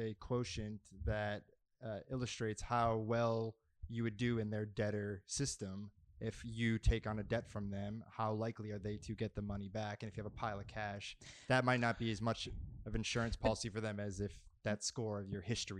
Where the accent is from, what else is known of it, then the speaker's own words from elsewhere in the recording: Massachusetts, United States; I'm from Massachusetts. It's the same thing. Vacation, you're going to Florida.